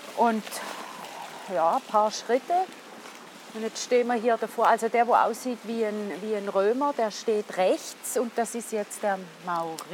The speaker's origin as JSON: {"language": "German", "region": "St. Gallen", "country": "Switzerland", "said": "als St. Galler"}